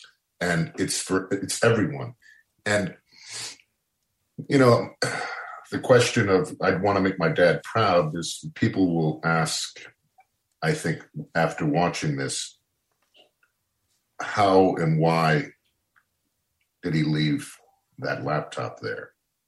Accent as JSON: {"language": "English", "region": "Connecticut", "country": "United States", "tie": "born or raised there", "said": "where I grew up in Connecticut."}